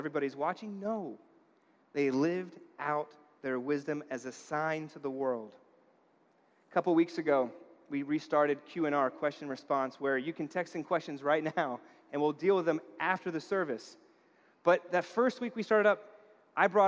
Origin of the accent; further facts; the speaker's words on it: New York, United States; I grew up in New York.